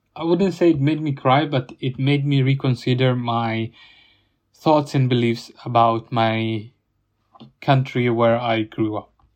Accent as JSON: {"language": "English", "country": "Italy", "tie": "born or raised there", "moved": "yes", "lives_now": "United Kingdom", "said": "my hometown in Italy"}